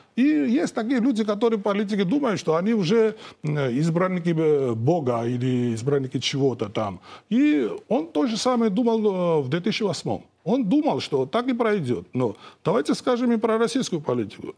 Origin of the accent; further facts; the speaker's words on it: Georgia; я как грузин сейчас, э, мой народ